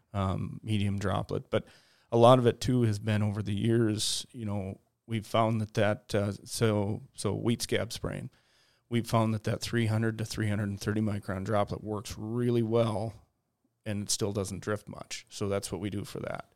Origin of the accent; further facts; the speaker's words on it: Detroit Lakes, Minnesota, United States; I grew up in Detroit Lakes, Minnesota